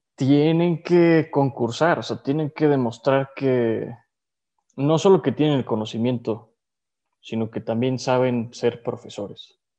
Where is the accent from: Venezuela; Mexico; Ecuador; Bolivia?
Mexico; also born or lived in Andalusia, Spain; vengo de México